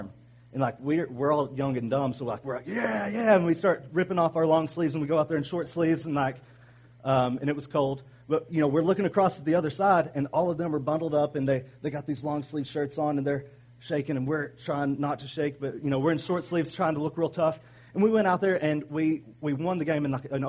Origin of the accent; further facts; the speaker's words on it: Arkansas, United States; I'm from Arkansas